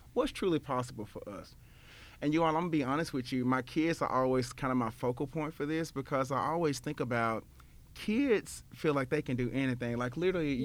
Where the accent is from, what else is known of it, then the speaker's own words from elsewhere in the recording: Memphis, Tennessee, United States; my hometown of Memphis, Tennessee